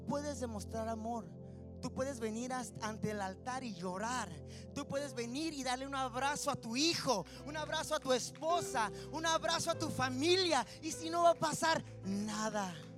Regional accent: Mexicali, Baja California, Mexico; moved away; nací en Mexicali y vivíamos así como comiendo para salir Río Colorado. Se llama el ejido del ejido Jiquilpan

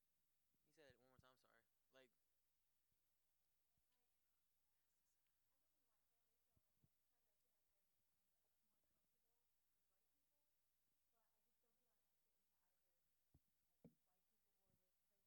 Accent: United States; being Nigerian American

